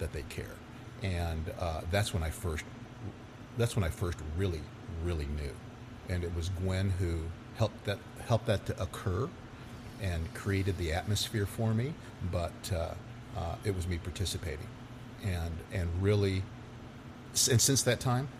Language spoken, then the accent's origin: English; Irving, Texas, United States; I grew up in Irving